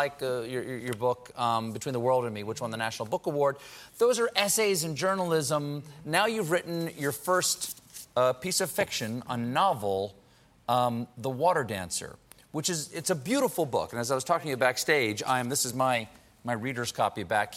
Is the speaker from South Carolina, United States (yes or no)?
yes; Charleston, South Carolina, United States; I grew up in the South. I grew up in Charleston, yeah. South Carolina